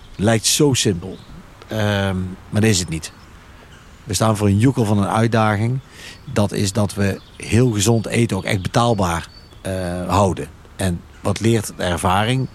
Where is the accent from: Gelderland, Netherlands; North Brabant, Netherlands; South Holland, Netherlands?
North Brabant, Netherlands; Veghel; kom uit Veghel.